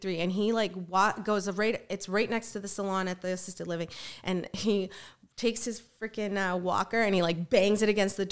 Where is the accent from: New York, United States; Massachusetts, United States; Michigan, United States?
Massachusetts, United States; Foxborough; moved away; also born or lived in Haverhill, Massachusetts; I'm originally from Massachusetts